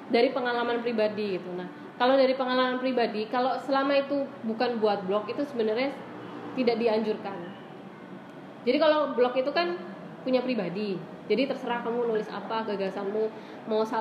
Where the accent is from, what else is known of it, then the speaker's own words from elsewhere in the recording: Yogyakarta, Special Region of Yogyakarta, Indonesia; ini kota Jogja ya jadi di judul tuh harus dikasih kota Jogja karena apa aku orang Jogja